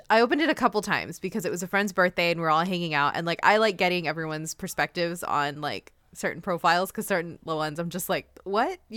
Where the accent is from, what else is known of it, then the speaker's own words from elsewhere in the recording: Houston, Texas, United States; moved away as an adult; grew up in Houston and I moved three hours away.